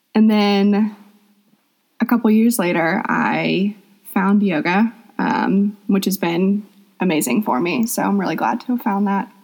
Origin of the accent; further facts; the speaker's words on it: Atlanta, Georgia, United States; I'm from Atlanta, Georgia. Um, I've lived there my whole life